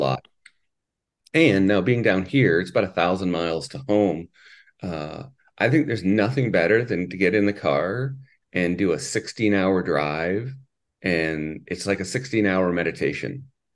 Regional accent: Canada; also born or lived in Minnesota; now in Saint Louis Park, United States; I'm actually from Canada

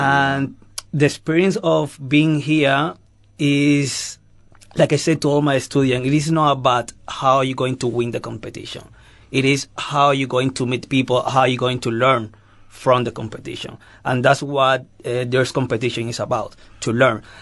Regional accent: Cuba; English is a second language; also born or lived in Madrid, Spain; now in Johannesburg, South Africa; I come from Cuba, but uh, I'm living in Spain, in Madrid

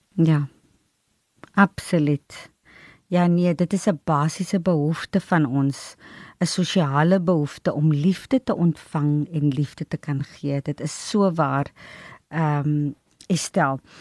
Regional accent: Nababeep, Northern Cape, South Africa; Ek was ook gebore in in die Noord-Kaap in Namakoland en in Nababie gebly

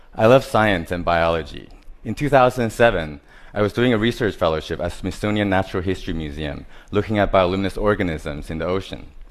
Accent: Taiwan; I was born in Taiwan. I grew up surrounded by different types of hardware stores

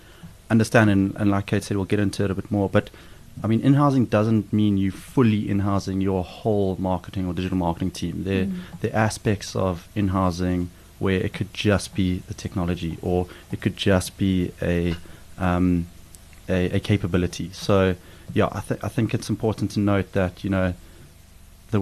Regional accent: South Africa; growing up in South Africa, you have the opportunity to head to the bush quite a bit.

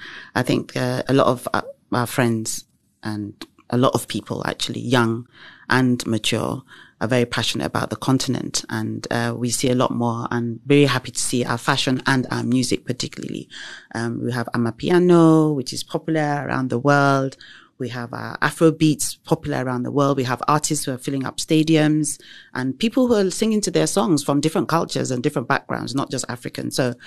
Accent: England, United Kingdom; But in terms of growing up in England, however, we were considered as black minorities.

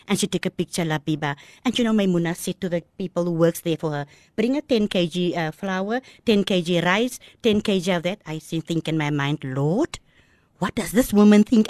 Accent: Malmesbury, Western Cape, South Africa; first language Afrikaans; English is a second language; moved away; also born or lived in Kraaifontein; I was born in Mamasbury

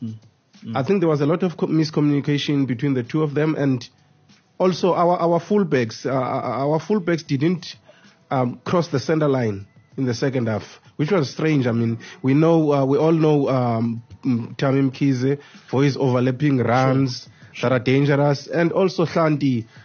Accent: South Africa; because I'm a South African

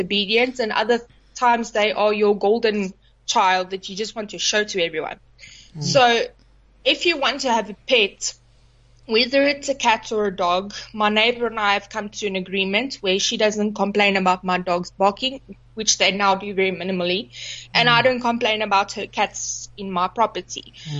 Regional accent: Johannesburg, Gauteng, South Africa; now in Nelspruit, South Africa; I'm not from Nelspruit originally. I came from Joburg, so I bought this house because I was able to keep dogs here.

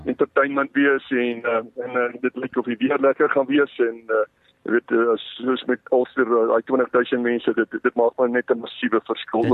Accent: South Africa; as Suid-Afrikaners

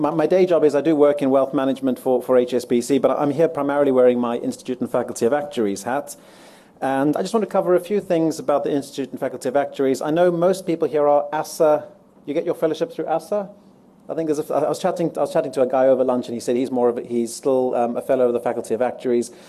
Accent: Johannesburg, Gauteng, South Africa; moved away as an adult; now in London, United Kingdom; I'm, I'm from Joburg originally, but I've been living in London for just over 14 years. My accent's a bit mixed up.

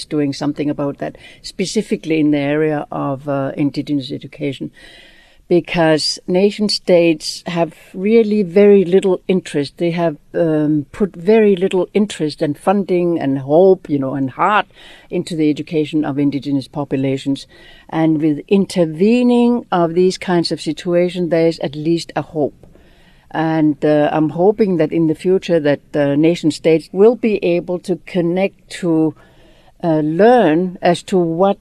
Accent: Greenland; I was born in Greenland, where my family was in a very, very teeny little town, no more than 20 houses. And like many other peoples in the north, we were relocated. So I grew up in a bigger town

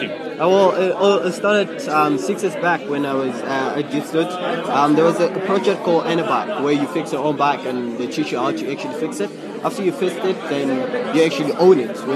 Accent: Diepsloot, Gauteng, South Africa; I'm, I'm from Diepsloot, but I made it to the World, World Championships.

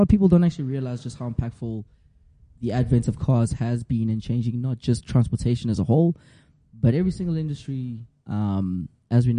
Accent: South Africa; accent: Zulu; first language Zulu; English is a second language; My first language is Zulu

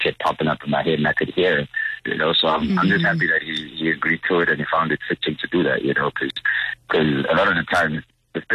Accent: Katlehong, Gauteng, South Africa; I'm from Katlehong

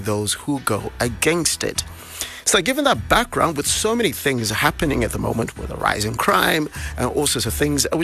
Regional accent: Bulawayo, Zimbabwe; my hometown, Bulawayo

